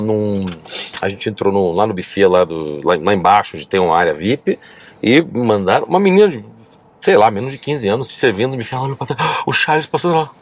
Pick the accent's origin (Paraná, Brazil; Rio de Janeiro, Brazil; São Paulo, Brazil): Paraná, Brazil; Curitiba; moved away; also born or lived in Netherlands; Eu sou de Curitiba